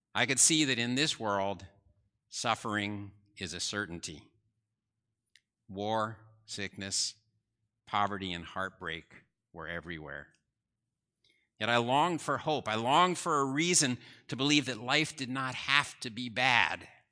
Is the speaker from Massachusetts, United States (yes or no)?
no; New Jersey, United States; I grew up in New Jersey